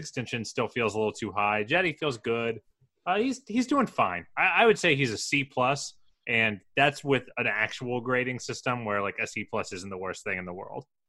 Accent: Columbus, Ohio, United States; I am from Columbus

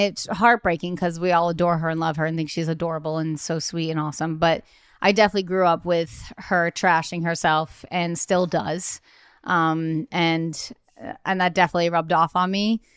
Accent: Nantucket, Massachusetts, United States; also born or lived in Cape Cod; I'm from, um, Cape Cod, but I was born and raised on Nantucket, but I went to high school in Cape Cod

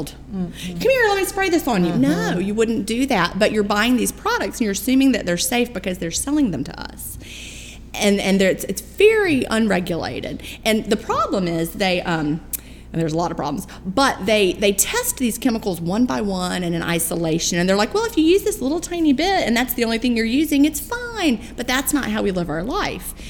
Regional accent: Augusta, Georgia, United States; I'm from Augusta, Georgia

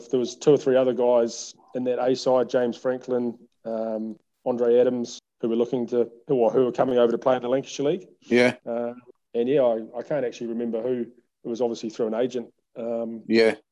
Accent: Christchurch, Canterbury, New Zealand; born and bred in Christchurch and Canterbury, so never really had any reason to move elsewhere.

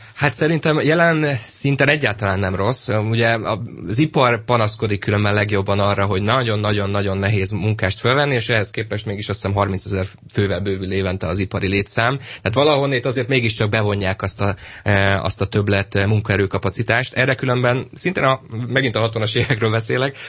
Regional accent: Pécs, Baranya, Hungary; Pécsi vagyok

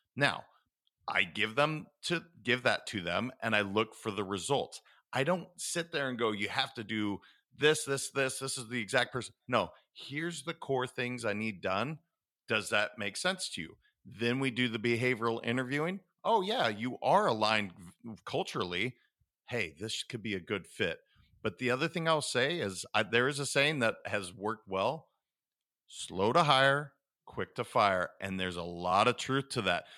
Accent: Montana, United States; I was raised in Montana

